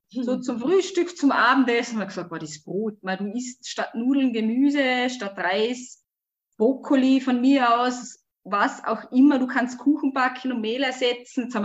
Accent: Switzerland; Wir hatten eine ich bin in der Schweiz aufgewachsen. Wir hatten eine kleine Mietwohnung.

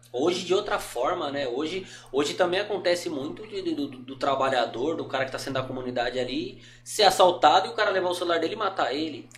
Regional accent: Brazil; como brasileiro

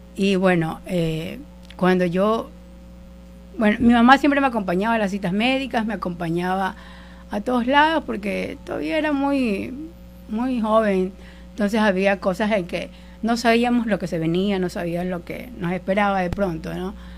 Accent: El Empalme, Guayas, Ecuador; moved away as an adult; yo soy de, del Empalme, eh, un pueblo de la, provincia del Guayas, y me vine acá a los 18 años a estudiar la universidad

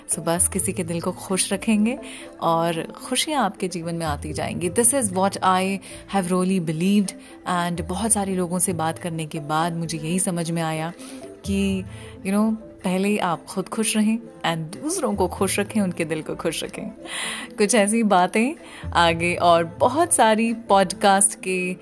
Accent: India

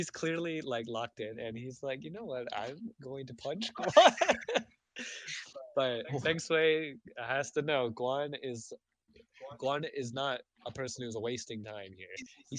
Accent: Canada; Oh, wait, I'm Canadian.

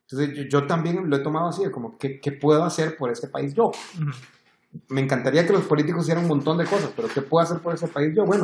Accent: Honduras; now in Costa Rica; yo soy hondureño, vos sos hondureño, pero sos blanco.

